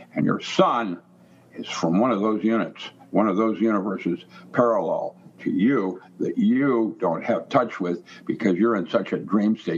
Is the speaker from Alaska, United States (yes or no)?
no; Seattle, Washington, United States; I grew up in Seattle.